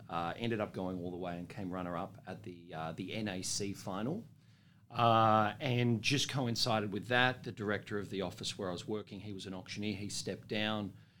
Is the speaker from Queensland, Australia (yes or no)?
no; Sydney, New South Wales, Australia; also born or lived in Dubbo; I'm a eastern suburbs boy. I grew up in Sydney.